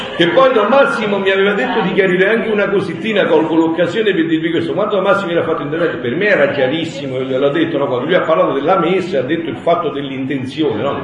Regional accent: Campania, Italy; io sono campano, da me si dice

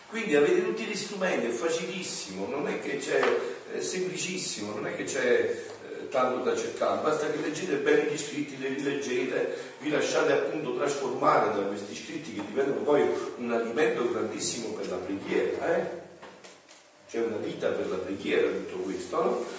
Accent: Campania, Italy; sono campano

